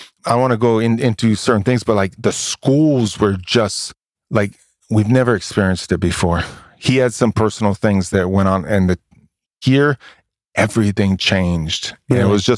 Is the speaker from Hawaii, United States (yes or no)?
yes; Hawaii, United States; also born or lived in Oakland, California; now in Texas, United States; I grew up in Hawaii, man. I went from Hawaii being the only white kid to Oakland being the only white kid.